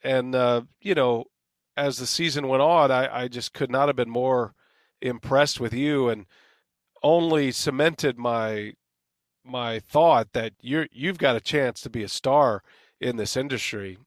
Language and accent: English; San Antonio, Texas, United States; born or raised there; moved away as an adult